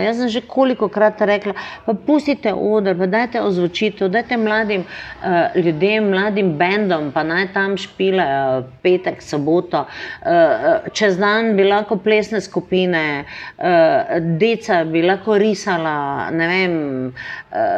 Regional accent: Maribor, Drava, Slovenia; Meni ni prvo, da sem iz Slovenije, ampak sem iz Maribora.

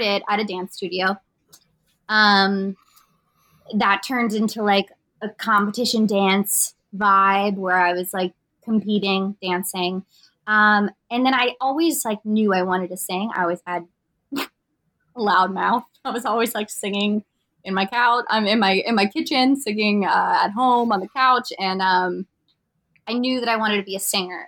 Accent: Pennsylvania, United States; moved away; I grew up in like country town, Pennsylvania, like middle of nowhere

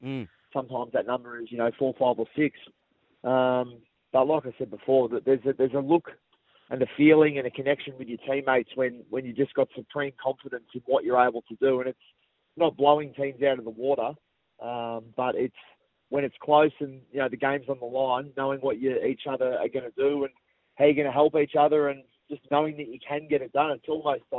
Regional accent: Melbourne, Victoria, Australia; growing up in Essendon, a Hawthorn supporter

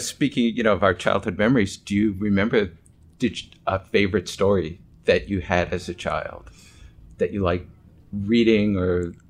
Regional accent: Westchester, New York, United States; And I did not grow up on Long Island. I grew up in Westchester

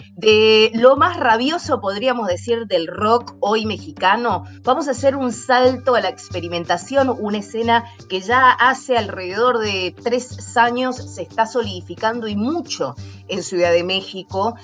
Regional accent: Cuyo, Argentina; now in Seattle, United States; los cuyanos de mi tierra

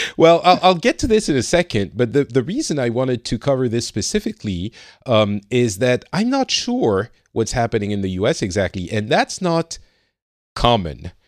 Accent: France; now in Finland; I'm from France

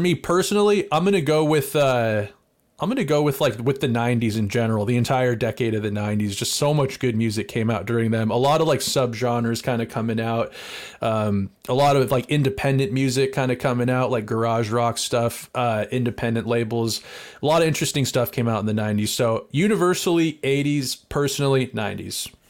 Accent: United States; we're American

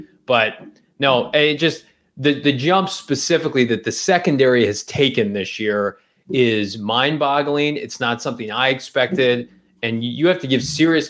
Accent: Illinois, United States; moved away; I grew up in Illinois

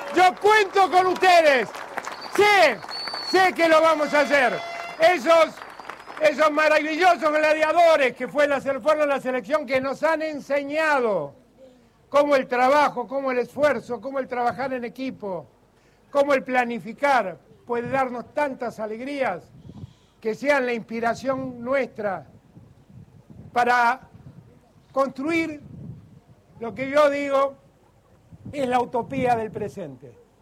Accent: Argentina; todos somos argentinos, somos argentinas

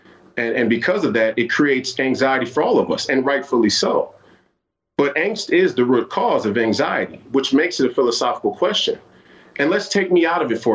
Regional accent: Minneapolis, Minnesota, United States; I grew up here in the Twin Cities

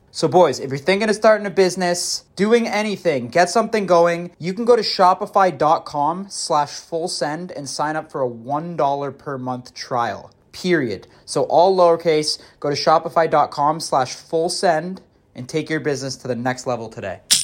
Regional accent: Mississauga, Ontario, Canada; also born or lived in Toronto

